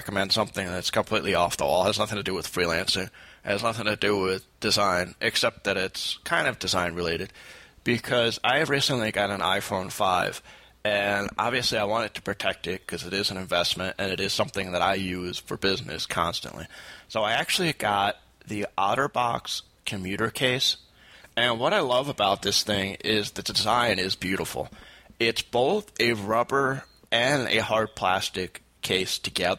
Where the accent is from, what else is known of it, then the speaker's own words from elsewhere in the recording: Saratoga Springs, New York, United States; I work with a shelter organization down in my hometown, Saratoga Springs